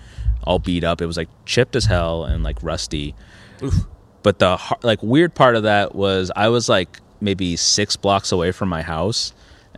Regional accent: New Jersey, United States; I'm from Jersey. It's a it's a suburb

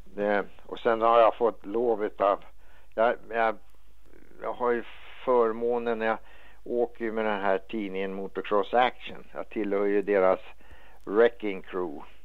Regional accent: Stockholm, Stockholm County, Sweden; moved away as an adult; also born or lived in San Diego, California; I det kvarteret där jag bodde i Enskede när jag växte upp, jag var en liten grabb

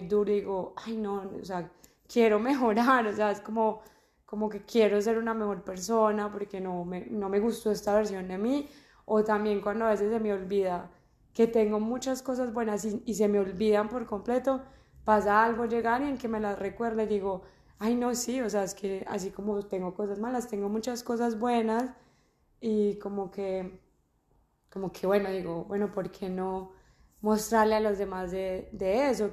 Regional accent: Armenia, Quindío, Colombia; moved away as an adult; also born or lived in Medellín, Colombia; now in Australia; yo soy de Armenia, llevo en Australia tres años y cuatro meses

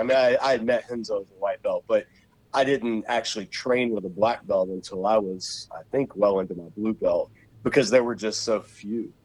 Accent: Savannah, Georgia, United States; also born or lived in Macon, Georgia / Charlotte; I grew up in Savannah, so even when we moved to Macon, Georgia, which is in the middle of the state

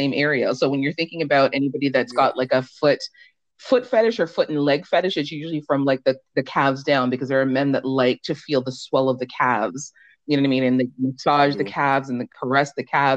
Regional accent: Canada; also born or lived in Jamaica; I was born in Jamaica, but live in Canada. I've spent most of my life here. I came here when I was a small child

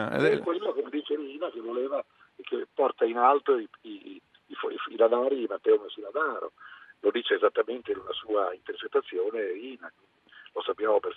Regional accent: Italy; Sono uno dei pochi italiani che si è occupato di cultura sarta

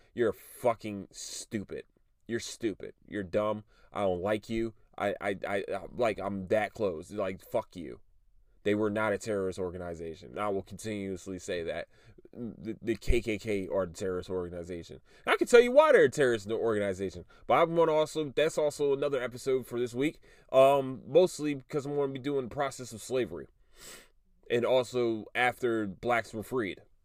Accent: Philadelphia, Pennsylvania, United States; now in Texas, United States; I'm from Philly

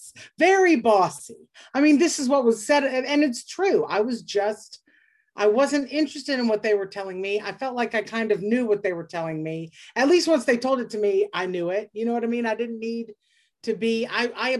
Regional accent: Lake Charles, Louisiana, United States; I grew up in the Deep South in Louisiana

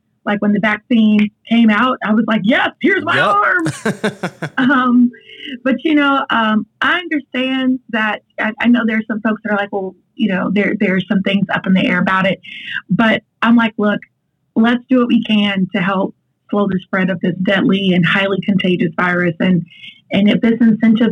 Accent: Augusta, Georgia, United States; Augusta's my hometown

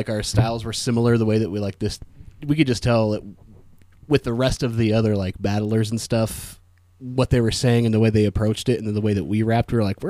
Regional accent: Carson City, Nevada, United States; also born or lived in Truckee, California / Lake Tahoe; Truckee and lived in Lake Tahoe until I was like 4 or 5 or something like that. And then I moved to Carson and spent most of my formative years up until about 18 in Carson City.

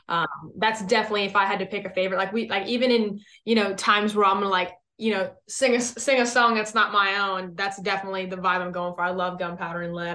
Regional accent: West Coast, United States; now in Texas, United States; I'm originally from the West Coast. So I, I mean, I grew up around, like, you know, some, like, legit beaches.

